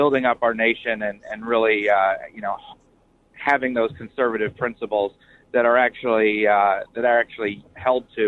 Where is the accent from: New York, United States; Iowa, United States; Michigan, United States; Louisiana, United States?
Iowa, United States; I'm from Iowa.